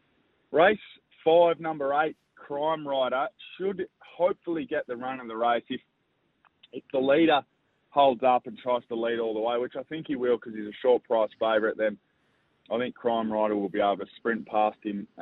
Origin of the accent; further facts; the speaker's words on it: Swan Hill, Victoria, Australia; I'm actually from Swan Hill, so I'm feeling for the town